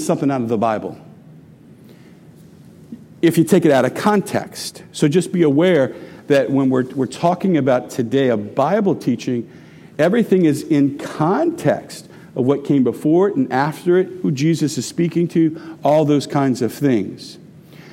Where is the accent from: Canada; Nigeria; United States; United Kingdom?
United States; Houma, Louisiana; I grew up at 513 Forest Boulevard. That's in Houma, Louisiana